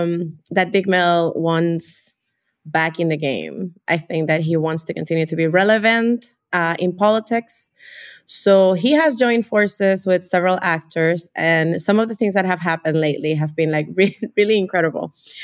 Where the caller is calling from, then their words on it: Chicago, Illinois, United States; I am here speaking from Albany Park, Chicago.